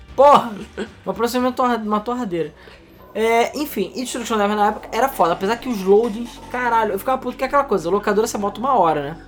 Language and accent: Portuguese; Rio de Janeiro, Brazil; eu sou do Rio de Janeiro, sempre fui do Rio de Janeiro capital